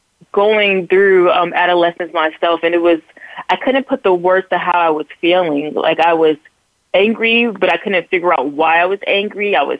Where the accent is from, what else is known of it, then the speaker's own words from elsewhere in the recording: Newport News, Virginia, United States; born there; also born or lived in California / New Jersey / North Carolina; I've lived in three different areas in California. We lived in, New Jersey, North Carolina. I was born in Newport News